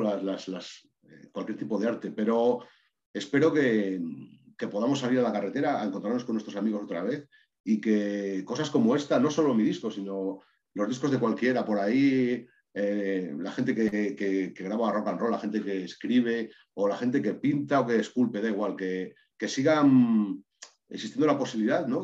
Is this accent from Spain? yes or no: yes; Maragatería, Castile and León, Spain; muchísimos vínculos con mi tierra, que es Maragatería